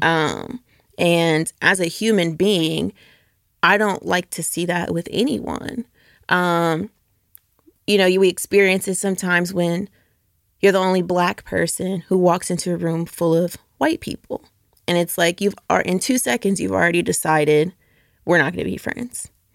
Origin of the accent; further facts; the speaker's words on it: Norcross, Georgia, United States; moved away as an adult; also born or lived in Atlanta; now in Memphis, United States; I grew up northeast out of Norcross, Georgia